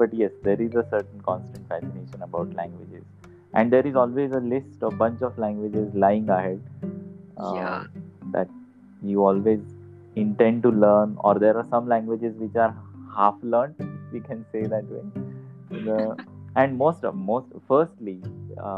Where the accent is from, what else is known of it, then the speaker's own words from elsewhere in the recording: Aurangabad, Maharashtra, India; first language Marathi; English is a second language; I grew up as a partly native speaker of Hyderabadi Dakhni Urdu